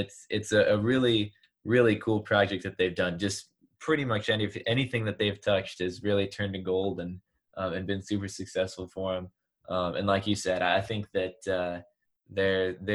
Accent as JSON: {"language": "English", "region": "Georgia", "country": "United States", "tie": "born or raised there", "said": "my home state, that I am not very quiet about being proud of, in Georgia"}